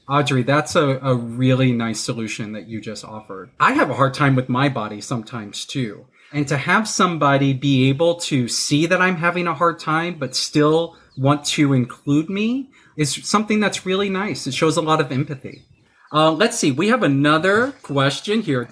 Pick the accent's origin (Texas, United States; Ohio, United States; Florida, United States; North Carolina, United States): Texas, United States; now in New York City, United States; I'm from Texas. That's where I was born